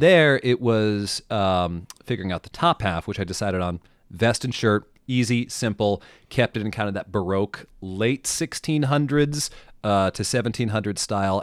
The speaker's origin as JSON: {"language": "English", "region": "Mid-Atlantic", "country": "United States", "tie": "born or raised there", "said": "I grew up in the Mid-Atlantic. Um, I grew up, like, ten minutes from, um, Washington's headquarters"}